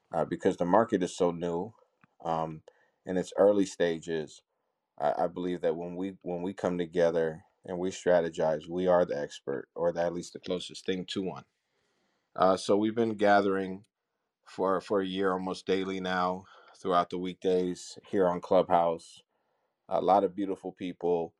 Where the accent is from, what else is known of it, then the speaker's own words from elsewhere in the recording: United States; growing up in America